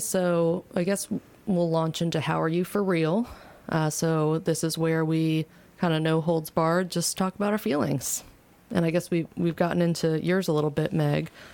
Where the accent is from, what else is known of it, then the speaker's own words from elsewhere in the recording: Virginia, United States; now in Louisville, United States; here in Louisville, even though we're from Virginia